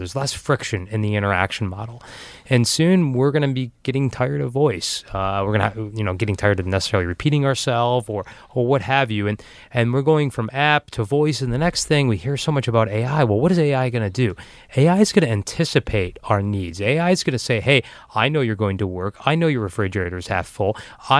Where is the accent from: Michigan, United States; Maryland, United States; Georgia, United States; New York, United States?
Michigan, United States; Detroit; now when we tell people as we travel the globe that we're from Detroit, they're fascinated.